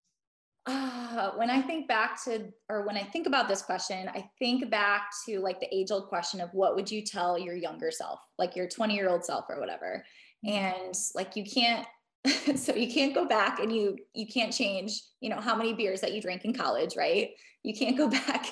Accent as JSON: {"language": "English", "region": "Midwest", "country": "United States", "tie": "born or raised there", "said": "growing up in the Midwest"}